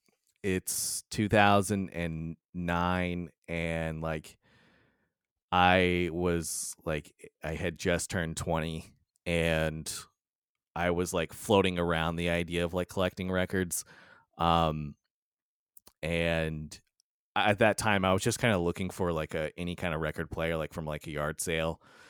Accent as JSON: {"language": "English", "region": "Indiana", "country": "United States", "said": "I'm from Southern Indiana."}